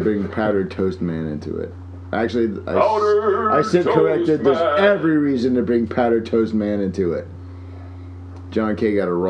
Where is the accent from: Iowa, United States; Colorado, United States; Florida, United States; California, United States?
Florida, United States; South; now in Lane County, United States; growing up in South Florida.